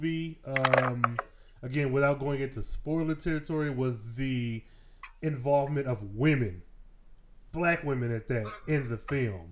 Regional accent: Michigan, United States; I've been born and raised in Michigan

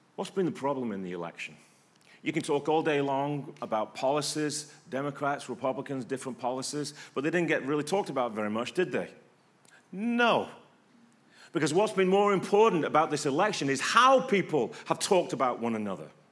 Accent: England, United Kingdom; moved away; I'm English

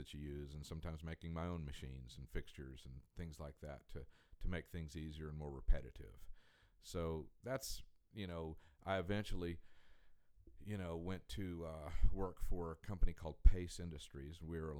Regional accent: Colorado Springs, Colorado, United States; moved away as an adult; also born or lived in Fayetteville, Arkansas; I grew up in Colorado Springs, Colorado.

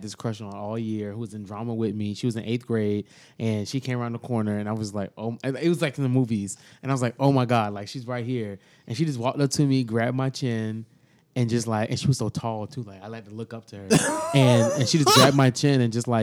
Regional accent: Miami, Florida, United States; I'm from Miami

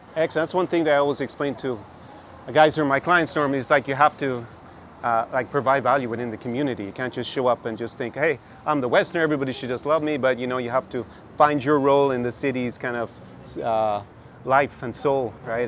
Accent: west coast of Ireland, Ireland; now in Odessa, Ukraine; having grown up on the west coast of Ireland.

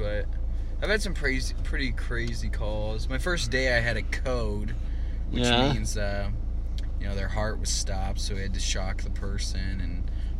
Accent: Iowa, United States; I was born in Iowa.

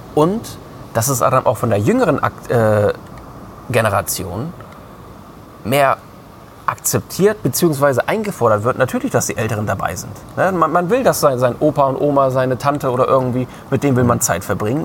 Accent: Germany; bei uns in Deutschland

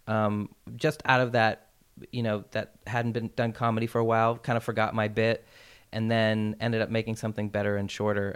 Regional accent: Portland, Maine, United States; moved away; I produced my comedy special in my hometown back in Portland, Maine

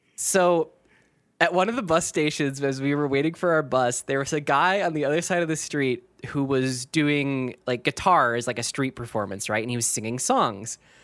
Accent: Minnesota, United States

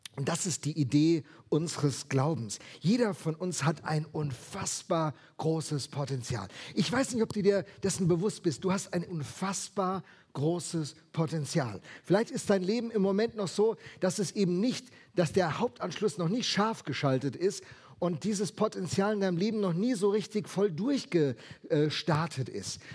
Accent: Rheinhessen, Rhineland-Palatinate, Germany; Ich komme ja aus Rheinhessen

